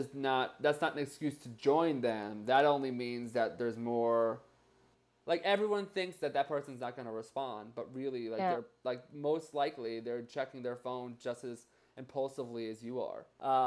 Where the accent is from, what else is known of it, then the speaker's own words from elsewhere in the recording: New Jersey, United States; Oh, I'm from New Jersey, too.